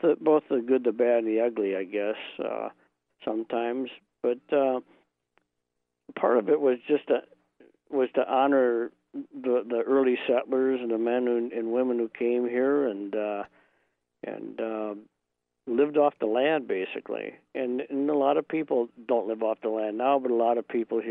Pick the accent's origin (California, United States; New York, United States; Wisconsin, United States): Wisconsin, United States; Marquette County; Growing up in Marquette County